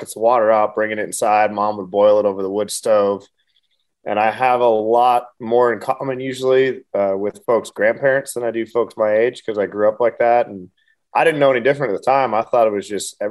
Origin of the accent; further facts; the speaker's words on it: Montana, United States; I grew up in Montana